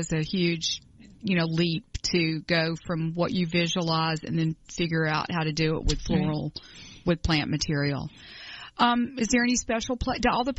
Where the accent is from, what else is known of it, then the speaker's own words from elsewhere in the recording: Atlanta, Georgia, United States; we're from Atlanta, and this show's broadcast in Atlanta